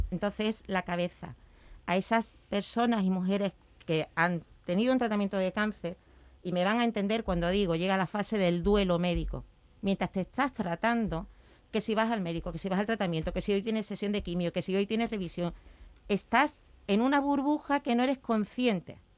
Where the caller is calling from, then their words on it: Málaga, Andalusia, Spain; de Málaga. En el 2018 sufrí un cáncer de mama.